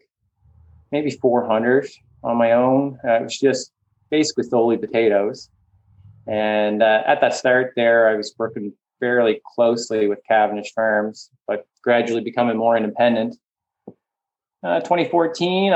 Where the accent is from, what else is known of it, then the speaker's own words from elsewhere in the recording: Charlottetown, Prince Edward Island, Canada; also born or lived in Nova Scotia; I grew up farming outside Cornwall. Well, I guess just outside Charlottetown on a mixed potato, beef